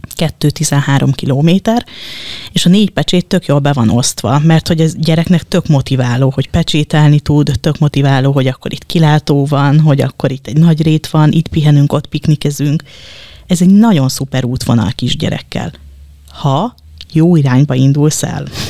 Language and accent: Hungarian; Dunaújváros, Fejér, Hungary; én Dunaújvárosi vagyok